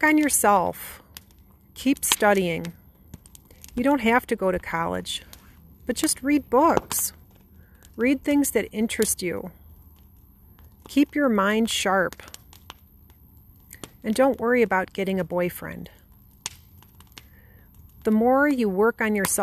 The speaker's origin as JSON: {"language": "English", "town": "Chicago", "region": "Illinois", "country": "United States", "said": "I'm from Chicago."}